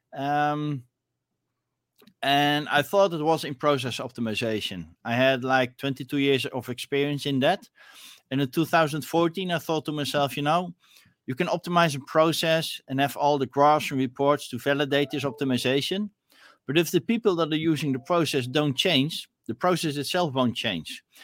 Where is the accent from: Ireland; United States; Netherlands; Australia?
Netherlands; I'm from Netherlands